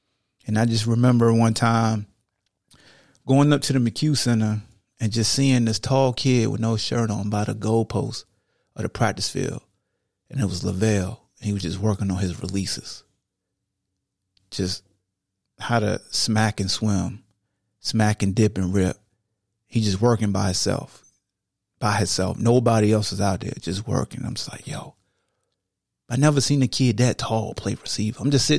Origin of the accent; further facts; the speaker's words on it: Hampton, Virginia, United States; my family. We come from Hampton, Virginia.